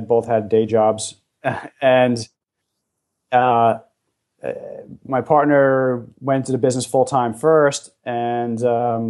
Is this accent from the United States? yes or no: yes; just over the George Washington Bridge, New Jersey, United States; And I grew up in the New York City area. I was just over the George Washington Bridge in New Jersey